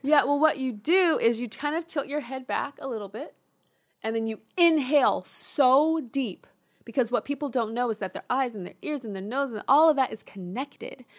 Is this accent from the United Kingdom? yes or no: no; Inglewood, California, United States; I'm from Inglewood